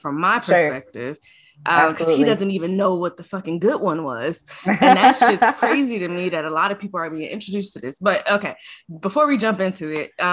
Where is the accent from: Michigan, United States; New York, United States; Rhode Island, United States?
Michigan, United States; Detroit; accent: Detroit; also born or lived in Atlanta; I have an accent. It's a Detroit accent